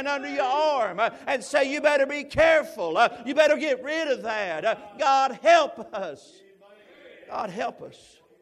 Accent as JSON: {"language": "English", "town": "Knoxville", "region": "Tennessee", "country": "United States", "moved": "yes", "said": "I'm originally from Knoxville, Tennessee."}